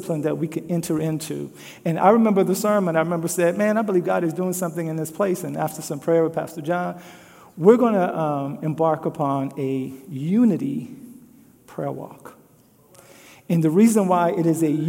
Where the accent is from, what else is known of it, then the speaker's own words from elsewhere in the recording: Louisiana, United States; now in Des Moines, United States; growing up in Louisiana.